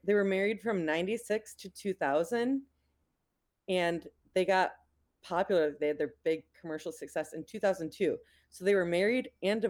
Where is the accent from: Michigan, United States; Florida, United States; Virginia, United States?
Michigan, United States; St. Clair Shores; I'm from St. Clair Shores, Michigan, which is about 5 or 10 minutes outside of Detroit